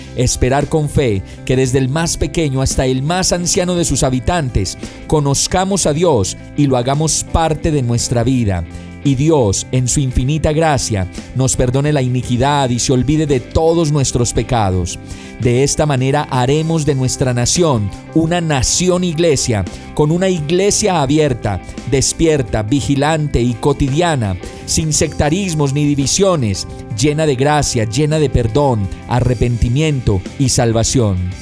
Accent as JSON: {"language": "Spanish", "country": "Colombia", "said": "Nuestro país es ese lugar que a pesar de la guerra, del conflicto y de la corrupción, sigue siendo aguerrido"}